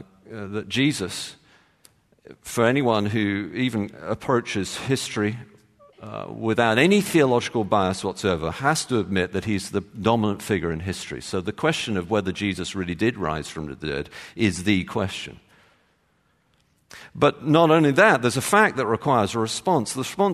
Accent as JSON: {"language": "English", "region": "Texas", "country": "United States", "tie": "born there", "said": "as you can tell from my accent, I was born in Texas."}